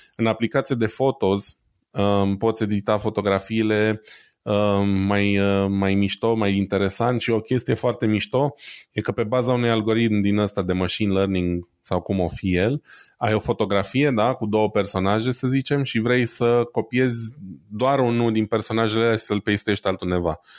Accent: Brașov, Brașov County, Romania; eu sunt brașovean

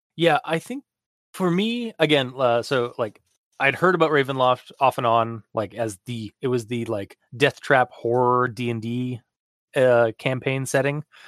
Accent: Canada; as a Canadian

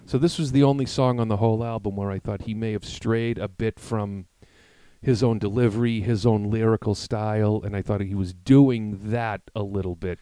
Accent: Massachusetts, United States; We're from Massachusetts.

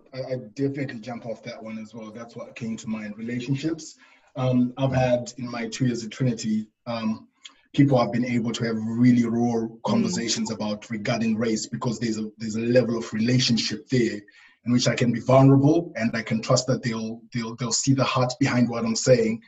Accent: Zimbabwe; moved away as an adult; also born or lived in Namibia / Lowestoft; now in United Kingdom; I grew up in Zimbabwe

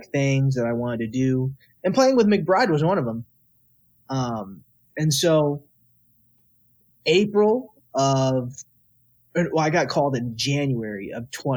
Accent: Texas, United States; moved away; Growing up in Texas

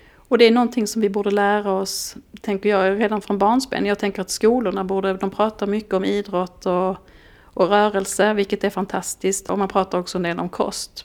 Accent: Skåne, Sweden; moved away; jag som är skåning

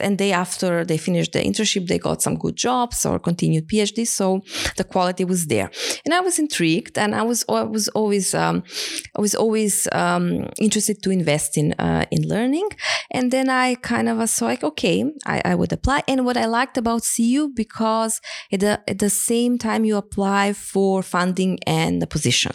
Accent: Skopje, North Macedonia; moved away as an adult; also born or lived in Hamburg, Germany; I came back to Macedonia, my home country

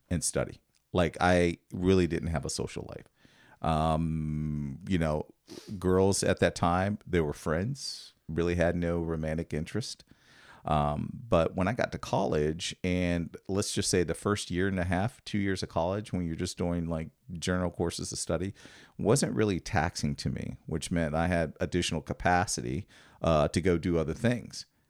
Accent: Washington, Pennsylvania, United States; moved away; I grew up in Washington, Pennsylvania, which is right outside of Pittsburgh

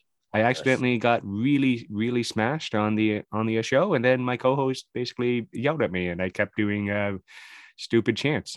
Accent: Canada; I'm a Canadian boy.

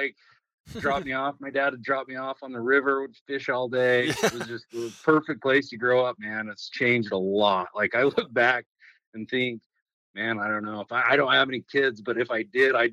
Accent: Cache Valley, Utah, United States; moved away as an adult; also born or lived in Bear Lake, Idaho; now in Idaho, United States; I grew up in a little town like way up north in Cache Valley

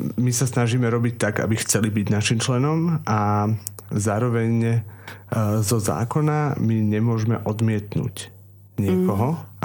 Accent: Trnava, Trnava Region, Slovakia; som teda rodený Trnavčan, milujem Trnavu

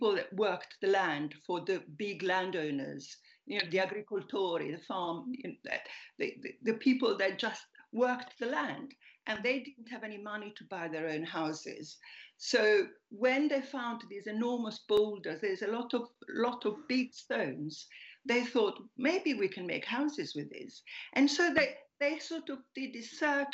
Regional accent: Apulia, Italy; also born or lived in Milan; now in London, United Kingdom; I was born in Puglia, but I moved away first to Milan and then to London

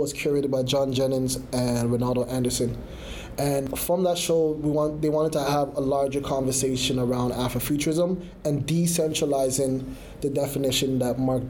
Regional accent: Canada

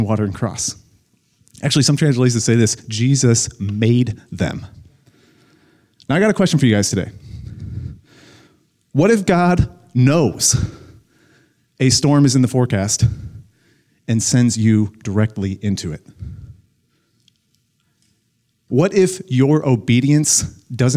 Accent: Plainfield, Illinois, United States; now in Colorado, United States; I grew up in Illinois

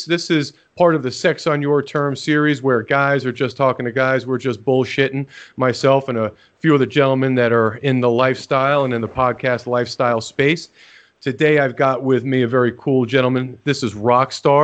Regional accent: Jersey Shore, New Jersey, United States; moved away as an adult; also born or lived in Atlanta / Texas; now in Montana, United States; I grew up on the Jersey Shore

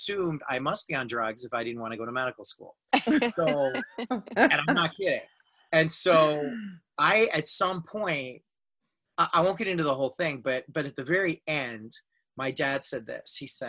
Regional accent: India; I am Indian. I was raised Sufi

